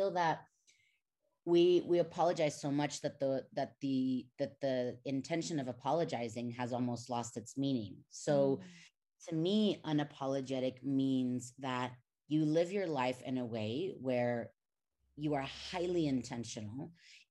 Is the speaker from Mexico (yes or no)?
yes; Mexico; moved away as an adult; also born or lived in United States; I was born and raised in Mexico. I lived there for 19 years, and then I went to the States, and now I'm back here in Mexico City.